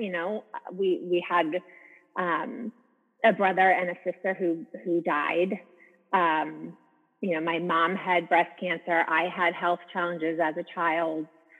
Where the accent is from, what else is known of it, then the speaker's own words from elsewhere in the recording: Wynnewood, Pennsylvania, United States; moved away as an adult; also born or lived in Charleston, South Carolina / Europe; I was born outside of Philadelphia, Pennsylvania. I grew up in Wynwood.